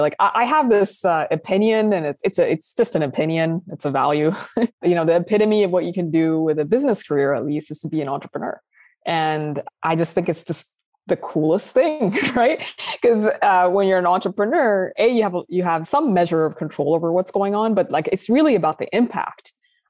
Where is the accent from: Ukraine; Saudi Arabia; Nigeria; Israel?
Saudi Arabia; moved away as an adult; also born or lived in Sudan / UAE / United Kingdom; now in United States; So as you mentioned, I'm originally from Sudan, both sides of my family, and I was born and raised in Saudi Arabia. I've lived in several countries, including the UAE and the UK. I moved to the US when I was 24 years old.